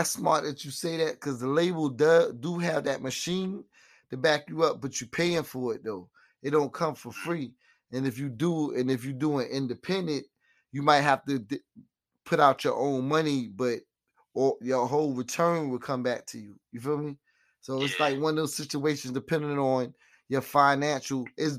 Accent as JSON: {"language": "English", "town": "Queens", "region": "New York", "country": "United States", "tie": "born or raised there", "said": "growing up in Queens, I know there's some good studios out there in Queens."}